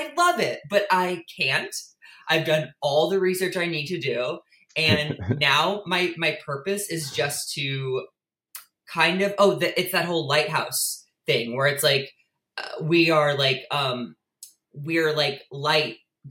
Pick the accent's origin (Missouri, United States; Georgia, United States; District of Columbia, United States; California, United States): Missouri, United States; St. Louis; I was born and raised in St. Louis, Missouri